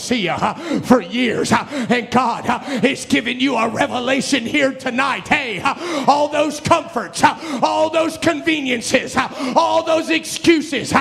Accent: Cincinnati, Ohio, United States; I grew up in Brother Pasley's church in Cincinnati

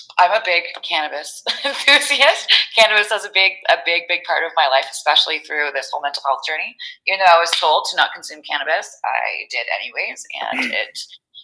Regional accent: New Brunswick, Canada; moved away as an adult; now in Calgary, Canada; I moved out here. I'm from New Brunswick. I moved out here

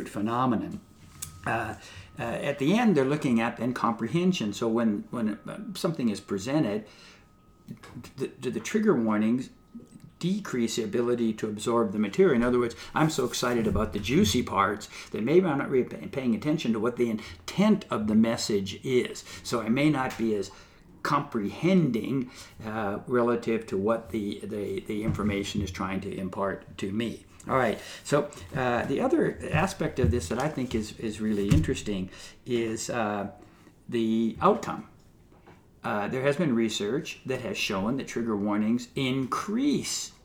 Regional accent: Southern California, United States; I was growing up in Southern California

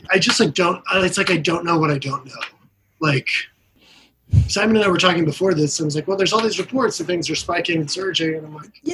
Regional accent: Texas, United States; moved away as an adult; also born or lived in Washington, D.C.; No, I'm from Texas, but after college I just like went to okay. DC

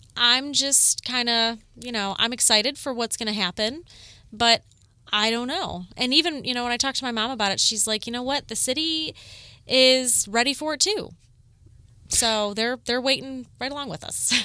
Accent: Corduroy Road, Ohio, United States; I grew up on Corduroy Road

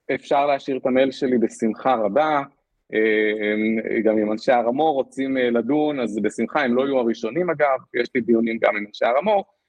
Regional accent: Israel; moved away as an adult; now in Singapore; אני ישראלי

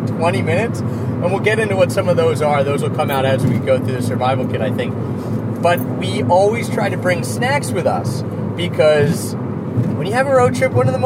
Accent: Northeast, United States; we're from the Northeast, so sandwiches are, you know, we like hoagies, what we call them

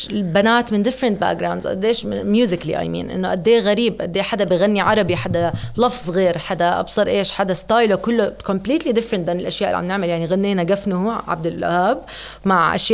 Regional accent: Jordan

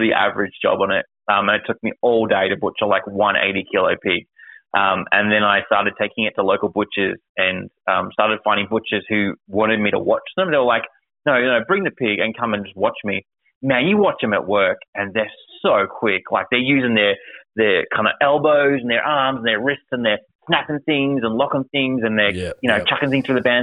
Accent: Victoria, Australia; being an Aussie and Australian and a Vic hunter

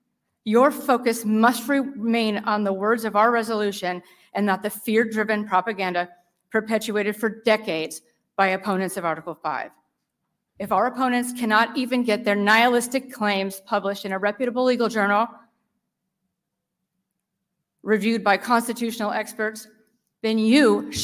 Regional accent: West Chester Township, Ohio, United States; I'm from Westchester Township, House District 45.

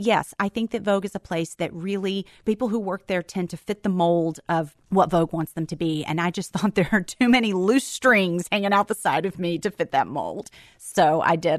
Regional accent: Memphis, Tennessee, United States; born or raised there; moved away as an adult

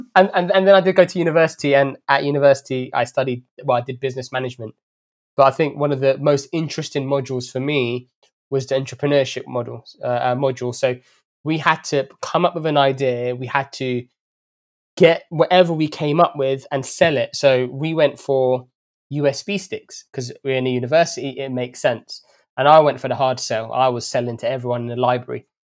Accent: London, United Kingdom; also born or lived in Saudi Arabia; I was actually born in Saudi Arabia, and I have my origins are in Ethiopia, but I was brought up in London from the age of five.

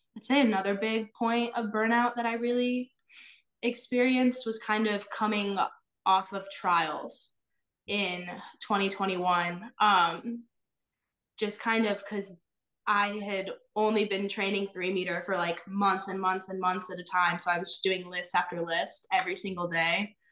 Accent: Illinois, United States; moved away; originally I'm from Illinois and I grew up as a dancer

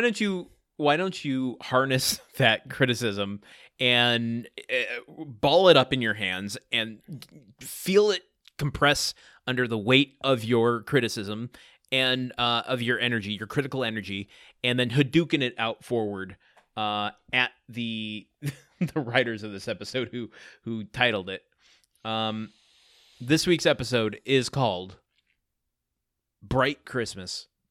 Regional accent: Michigan, United States; moved away; I come from a small town.

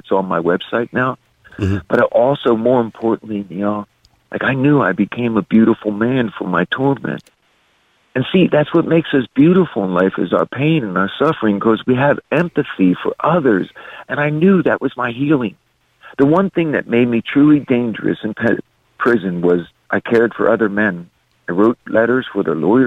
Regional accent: Philadelphia, Pennsylvania, United States; growing up in Southwest Philadelphia that was 86% white

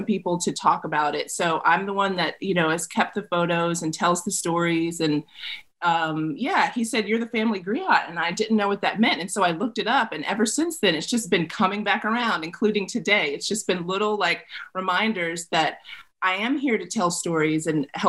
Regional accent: the South, United States; I grew up in the South.

